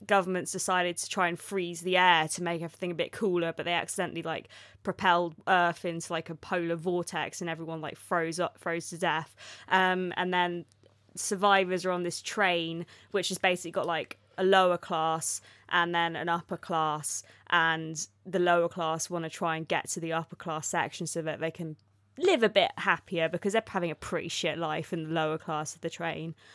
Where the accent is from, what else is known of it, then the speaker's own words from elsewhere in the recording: Oxford, South East England, United Kingdom; I'm from Oxford